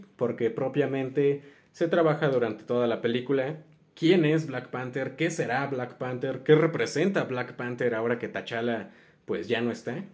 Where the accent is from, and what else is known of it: Mexico